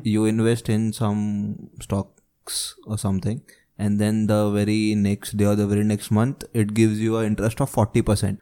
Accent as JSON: {"language": "English", "country": "India", "said": "being an Indian"}